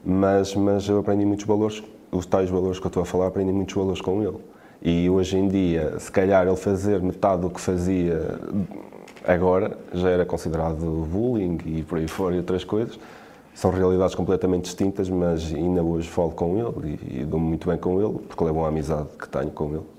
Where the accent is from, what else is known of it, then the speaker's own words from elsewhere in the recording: Quintela, Portugal; eu sou de Quintela